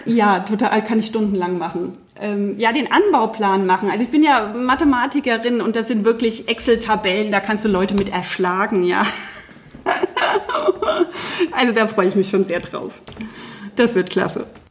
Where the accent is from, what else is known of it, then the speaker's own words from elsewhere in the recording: Germany; bei uns in Deutschland